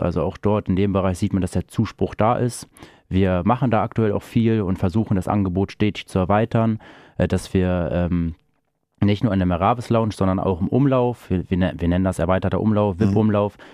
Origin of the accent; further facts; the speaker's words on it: Großenheidorn, Lower Saxony, Germany; ich komme gebürtig aus Großenheidon